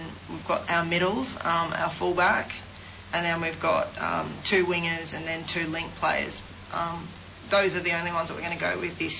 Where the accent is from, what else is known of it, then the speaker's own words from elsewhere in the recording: Sydney, New South Wales, Australia; moved away; I'm from Sydney